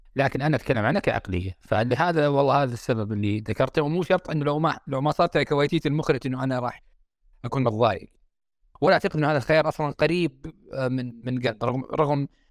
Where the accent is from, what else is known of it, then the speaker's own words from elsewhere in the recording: Saudi Arabia; عندنا في السعوديه